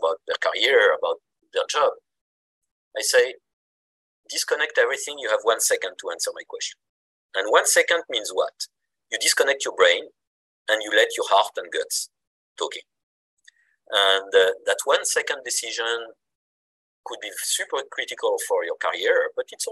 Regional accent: Mulhouse, Grand Est, France; accent: French; English is a second language; moved away as an adult; also born or lived in Irvine, California; now in Tokyo, Japan; I'm from Mulhouse

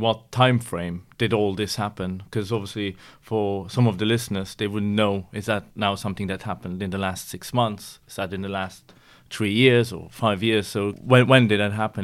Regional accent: Luxembourg; we are all from Luxembourg

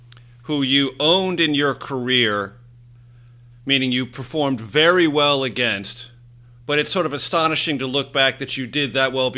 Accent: San Diego, California, United States; my hometown of San Diego

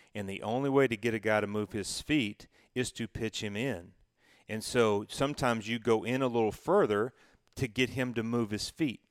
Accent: Knoxville, Tennessee, United States; when I was growing up in Knoxville

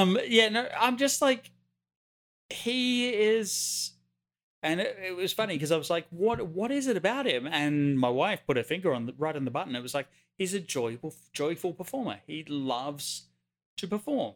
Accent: Wingham, New South Wales, Australia; about ten miles outside my hometown of Wingham, New South Wales, Australia

